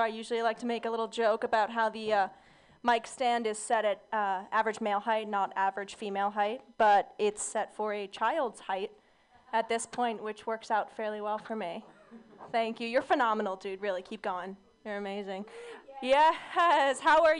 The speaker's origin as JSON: {"language": "English", "area": "Orange County", "region": "California", "country": "United States", "said": "I'm from Orange County, California"}